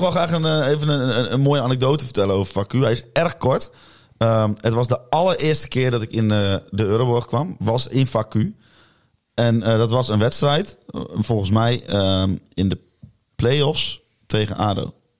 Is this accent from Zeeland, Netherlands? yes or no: no; Salland, Overijssel, Netherlands; want ik kom natuurlijk uit Salland en dat ligt naast Twente